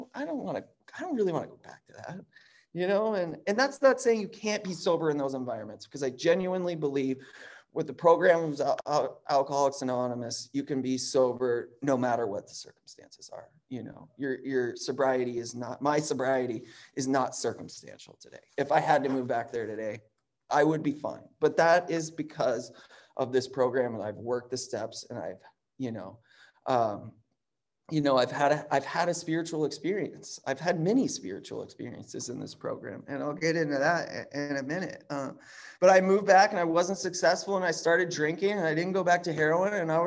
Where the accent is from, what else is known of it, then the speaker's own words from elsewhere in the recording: Chicago, Illinois, United States; I grew up in Chicago